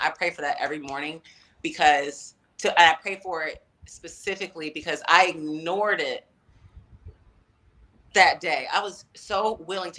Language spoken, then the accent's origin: English; Atlanta, Georgia, United States; I'm in Atlanta, back in my hometown